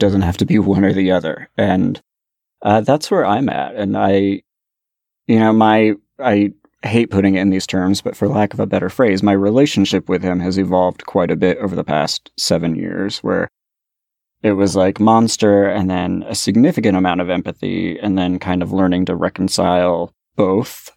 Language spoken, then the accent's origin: English; Bay Area, California, United States; growing up in the Bay Area in the early eighties